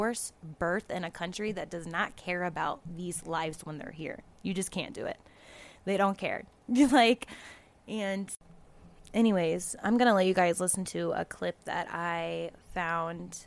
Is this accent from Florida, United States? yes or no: yes; Florida, United States; I'm from Florida